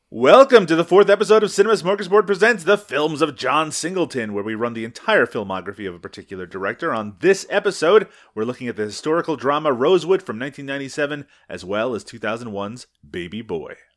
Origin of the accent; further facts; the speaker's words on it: Canada; I'm Canadian.